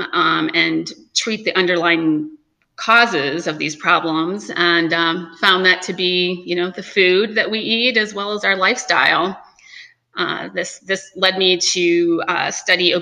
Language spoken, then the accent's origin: English; Holland, Michigan, United States; moved away; also born or lived in Chicago, Illinois / upstate New York; originally I'm from Michigan, Holland, Michigan.